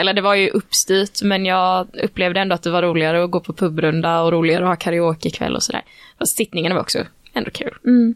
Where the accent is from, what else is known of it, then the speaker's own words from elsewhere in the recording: Växjö, Kronoberg County, Sweden; now in Gothenburg, Sweden; Jag är från en mindre stad, eh, ju, från Växjö